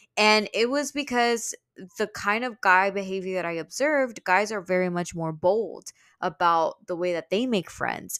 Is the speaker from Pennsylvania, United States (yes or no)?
no; Houston, Texas, United States; also born or lived in New York; I was from Houston